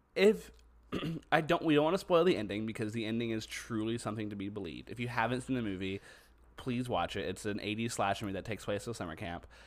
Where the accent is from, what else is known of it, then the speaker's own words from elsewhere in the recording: Southeast Texas, United States; we're from Texas, we're from, specifically Southeast Texas